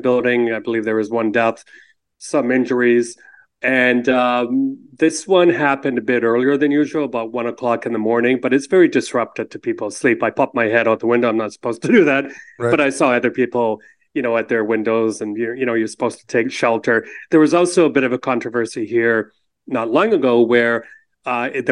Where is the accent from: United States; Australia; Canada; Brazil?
Canada; as a Canadian